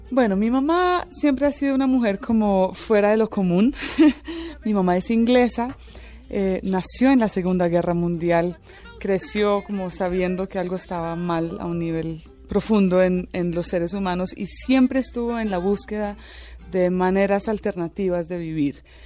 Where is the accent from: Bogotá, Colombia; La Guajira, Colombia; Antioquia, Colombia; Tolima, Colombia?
Tolima, Colombia; also born or lived in Ireland / Venezuela; Vivíamos en una finca en, en el Tolima